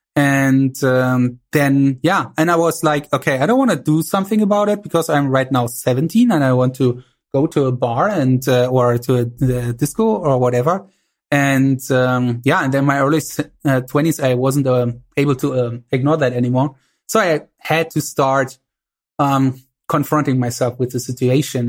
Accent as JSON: {"language": "English", "region": "East Germany", "country": "Germany"}